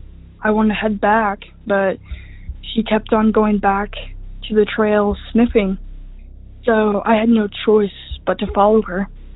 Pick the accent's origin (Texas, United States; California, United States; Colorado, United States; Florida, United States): Colorado, United States; I'm a college student and I'm from Colorado. I've grown up in Colorado my whole life.